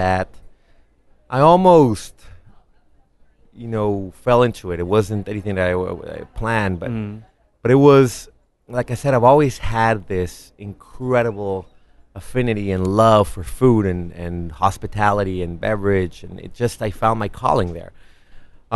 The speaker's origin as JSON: {"language": "English", "country": "Mexico", "tie": "born or raised there", "moved": "yes", "lives_now": "Los Angeles, United States", "said": "I was raised in Mexico"}